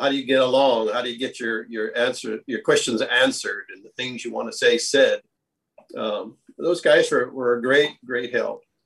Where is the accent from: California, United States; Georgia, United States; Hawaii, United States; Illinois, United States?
Hawaii, United States; moved away as an adult; also born or lived in Cincinnati, Ohio; now in Texas, United States; I grew up in Hawaii